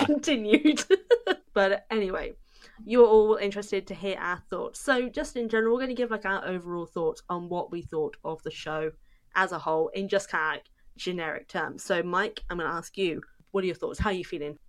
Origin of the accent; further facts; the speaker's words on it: United Kingdom; I'm British